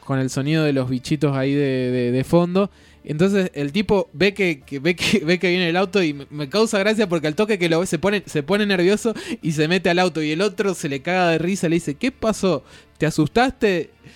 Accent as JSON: {"language": "Spanish", "region": "Buenos Aires", "country": "Argentina", "said": "yo también soy de Buenos Aires"}